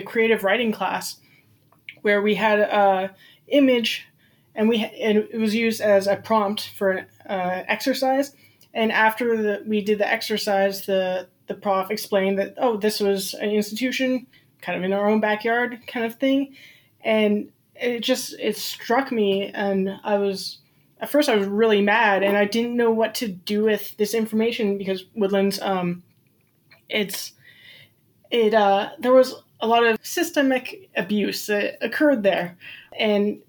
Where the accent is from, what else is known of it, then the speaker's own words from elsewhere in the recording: Surrey, British Columbia, Canada; I grew up in Surrey, BC, which is about 20 minutes away from New Westminster.